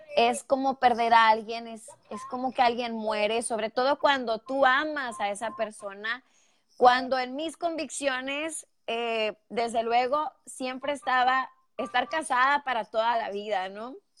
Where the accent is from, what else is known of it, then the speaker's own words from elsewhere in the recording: northern Mexico, Mexico; accent: northern Mexican; moved away as an adult; now in Houston, United States; soy mexicana y que bueno, pues eh, soy del norte de México, arriba del norte, señores, y creo que los que son mexicanos saben porque tengo el acento muy marcado, muy mexicanote, pero muy del norte